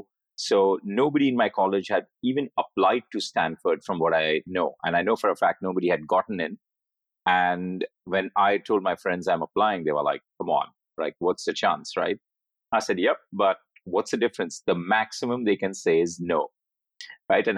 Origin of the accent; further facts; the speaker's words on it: Mumbai, Maharashtra, India; I grew up in Bombay